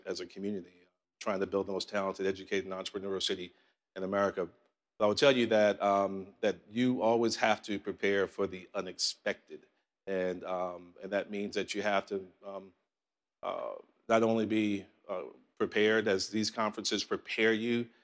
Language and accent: English; New York City, New York, United States; now in Columbia, South Carolina, United States; I grew up in Southside, Jamaica, Queens